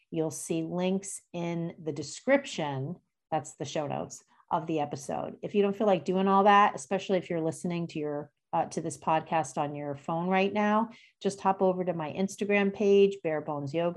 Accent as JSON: {"language": "English", "region": "New Jersey", "country": "United States", "tie": "born or raised there", "also_born_or_lived": "Bronx, New York", "moved": "as an adult", "lives_now": "Boston, United States", "said": "I grew up in New Jersey"}